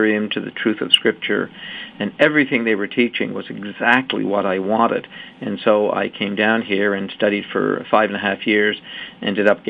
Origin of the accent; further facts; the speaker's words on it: Canada; I was born in Canada